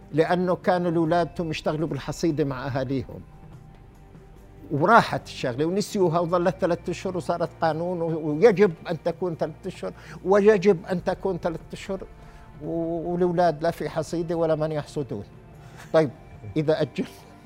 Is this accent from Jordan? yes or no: yes; Jordan; واحنا التعليم عندنا في الاردن اولويه بوزاره التربيه